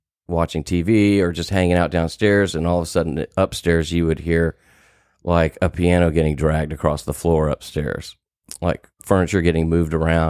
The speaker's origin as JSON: {"language": "English", "town": "Houston", "region": "Texas", "country": "United States", "tie": "born or raised there", "said": "From Houston, Texas."}